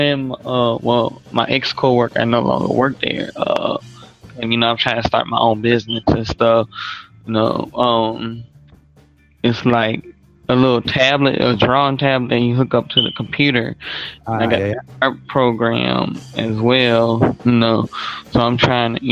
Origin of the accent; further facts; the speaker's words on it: New Orleans, Louisiana, United States; moved away as an adult; now in Memphis, United States; I'm from New Orleans, but you know, I live in Memphis now since the hurricane.